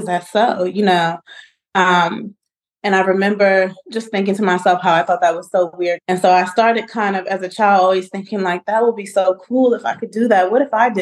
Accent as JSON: {"language": "English", "town": "Charlottesville", "region": "Virginia", "country": "United States", "tie": "born or raised there", "said": "my life in Orangedale, growing up in Charlottesville, living in Orangedale"}